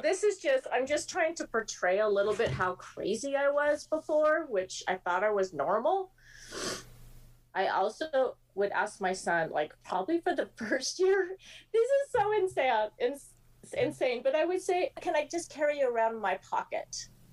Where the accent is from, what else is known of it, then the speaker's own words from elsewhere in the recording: the Bay Area, California, United States; I grew up in the Bay Area